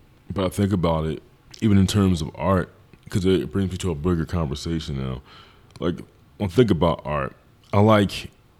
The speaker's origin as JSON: {"language": "English", "town": "Philadelphia", "region": "Pennsylvania", "country": "United States", "said": "I'm from Philly. No, where you from? From West Philadelphia."}